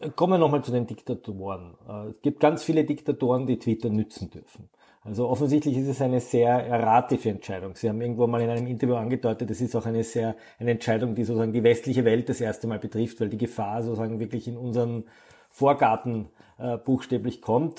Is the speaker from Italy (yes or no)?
no; Austria; Bei uns in Österreich